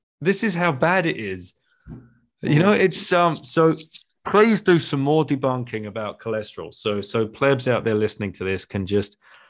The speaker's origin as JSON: {"language": "English", "country": "United Kingdom", "tie": "born or raised there", "said": "I grew up in the UK"}